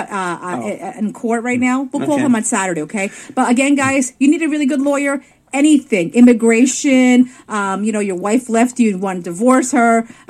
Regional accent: New York, United States; I'm a New Yorker

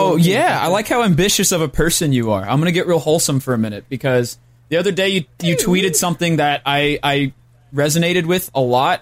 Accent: Missouri, United States; I'm from Missouri, and Missouri's in the United States

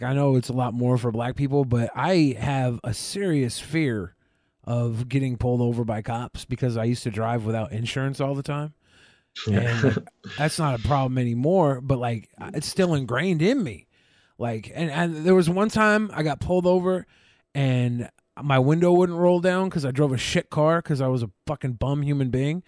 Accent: United States; I'm from America

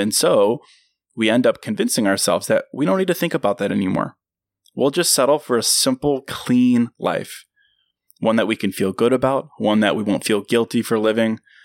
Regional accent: Virginia, United States; my hometown in Virginia

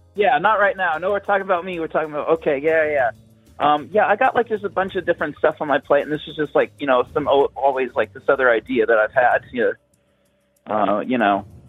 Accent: Atlanta, Georgia, United States; I'm from from Atlanta

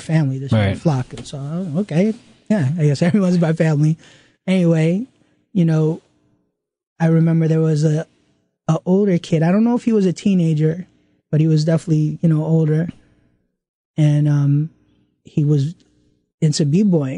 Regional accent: New York City, New York, United States; I grew up in Flushing, Queens

